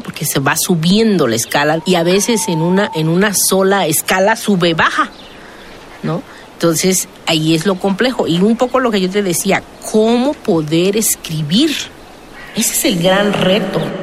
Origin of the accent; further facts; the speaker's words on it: Oaxaca, Mexico; Yo soy de la Sierra